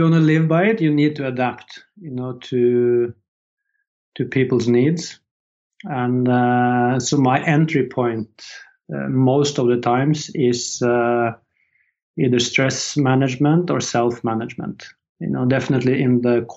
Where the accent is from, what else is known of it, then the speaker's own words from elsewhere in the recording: Horten, Vestfold, Norway; moved away as an adult; I just moved back to my hometown, Horten, with my wife